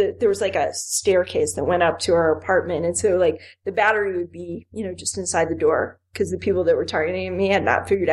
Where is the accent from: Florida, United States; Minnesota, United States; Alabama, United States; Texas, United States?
Florida, United States; Miami; moved away; I grew up in Miami.